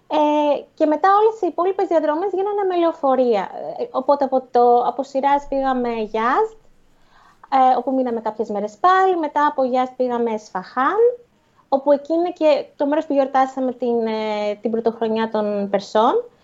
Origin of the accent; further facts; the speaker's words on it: Athens, Attica, Greece; εμείς ας πούμε που είμαστε συνηθισμένοι από Ελλάδα και από Αθήνα